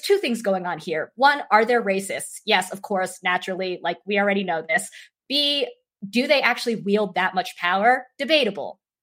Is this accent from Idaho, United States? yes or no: yes; Idaho, United States; Idaho, which some of you may know is my home state